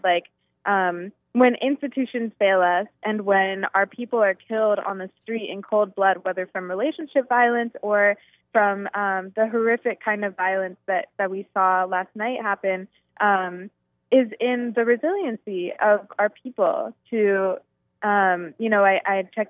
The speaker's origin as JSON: {"language": "English", "region": "Virginia", "country": "United States", "tie": "born or raised there", "said": "a denomination that I am super familiar with growing up in Virginia."}